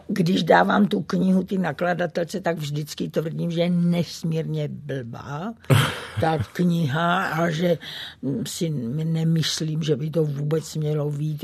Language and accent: Czech; Brno, South Moravian Region, Czechia; moved away; Brno, to je eh, můj rodný kout